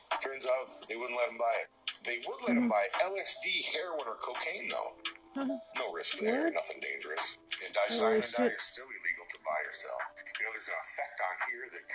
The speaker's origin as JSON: {"language": "English", "town": "Washington", "region": "District of Columbia", "country": "United States", "said": "I'm from Washington, D.C. A lot of my friends growing up are Capitol Hill police officers."}